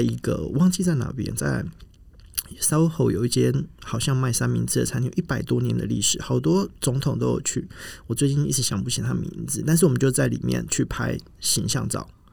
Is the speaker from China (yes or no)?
no; Kaohsiung, Taiwan; also born or lived in Milan; 我来自高雄，我从福仁大学毕业，在米兰念服装设计的硕士